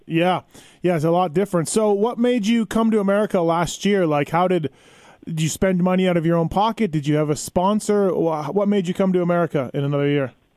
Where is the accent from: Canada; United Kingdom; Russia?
Canada; moved away as an adult; now in United States; I'm Canadian, so I'm not American.